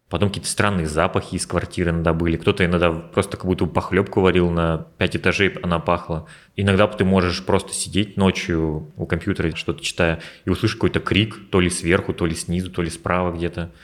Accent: Udmurtia, Russia; moved away as an adult; Я родился в Удмуртии, в маленькой деревне, потом переехал в поселок, потом я перебрался в город, учился там, жил и постепенно двигался с востока на запад

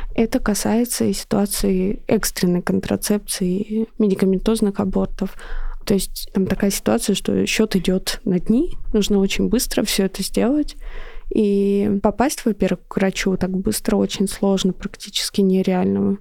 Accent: Russia; я из России

